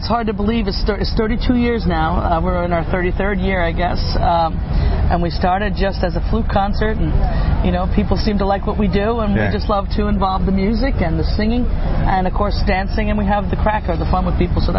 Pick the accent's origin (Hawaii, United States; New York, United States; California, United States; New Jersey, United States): New York, United States; always growing up in New York